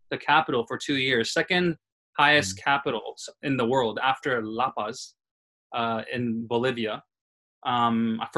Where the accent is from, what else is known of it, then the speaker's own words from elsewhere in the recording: Tokyo, Japan; also born or lived in New York City, United States; It's just growing up in Tokyo and New York City, right? Uh, New York City is where I was born.